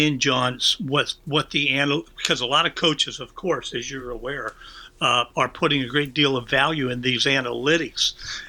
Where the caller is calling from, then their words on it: Philadelphia, Pennsylvania, United States; I'm calling you from Philadelphia